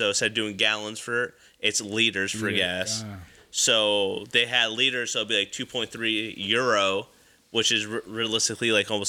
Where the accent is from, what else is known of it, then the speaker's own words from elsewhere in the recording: United States; So for us, like, being American, I mean, we live there.